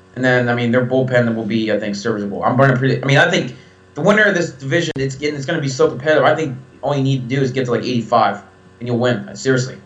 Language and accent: English; Ohio, United States; we're both from Ohio